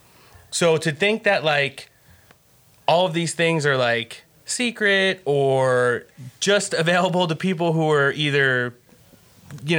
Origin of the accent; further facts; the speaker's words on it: Northeast, United States; I grew up in the Northeast, the tri-state area